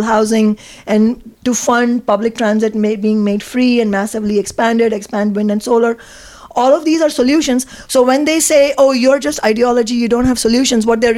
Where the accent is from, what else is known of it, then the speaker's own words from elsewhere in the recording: Mumbai, Maharashtra, India; now in United States; I grew up in Mumbai in India